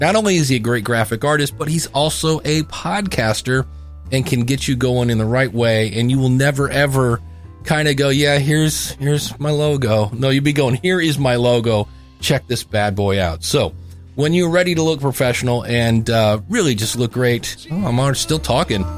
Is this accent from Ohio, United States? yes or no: yes; Cleveland, Ohio, United States; I'm from Cleveland.